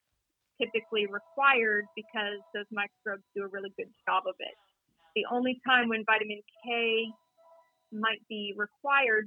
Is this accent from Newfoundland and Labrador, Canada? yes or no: no; Toronto, Ontario, Canada; moved away; I grew up in Toronto